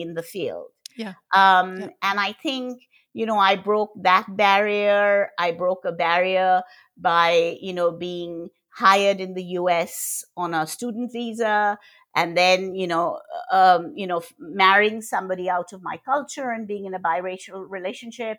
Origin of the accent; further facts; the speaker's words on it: Kolkata, West Bengal, India; moved away; I was born in Calcutta. I'm originally from Calcutta and in India. And I grew up seeing inequities